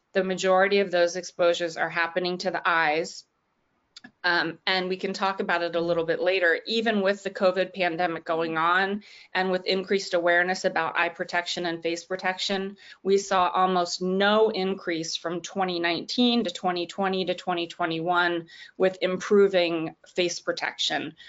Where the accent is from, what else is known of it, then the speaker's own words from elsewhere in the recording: Washington, District of Columbia, United States; Washington, D.C., which is my hometown